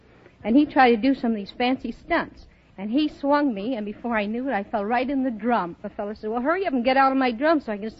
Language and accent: English; Chicago, Illinois, United States